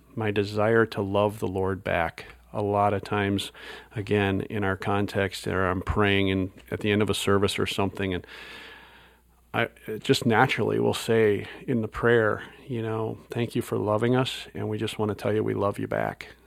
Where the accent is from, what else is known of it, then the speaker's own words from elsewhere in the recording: Wisconsin, United States; moved away; I grew up in Wisconsin